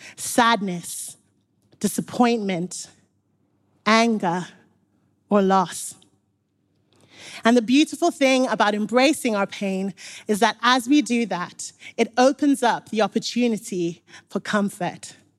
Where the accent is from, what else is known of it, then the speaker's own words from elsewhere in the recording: Zimbabwe; now in Nottingham, United Kingdom; I grew up in Zimbabwe. So when I moved to Nottingham